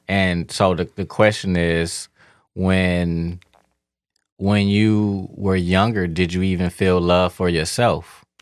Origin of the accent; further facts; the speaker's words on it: Detroit, Michigan, United States; moved away; also born or lived in Miami; growing up in Detroit, as a black man